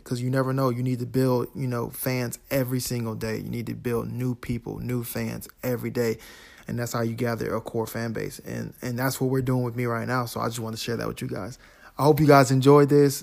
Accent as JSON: {"language": "English", "region": "Florida", "country": "United States", "said": "I'm from Florida"}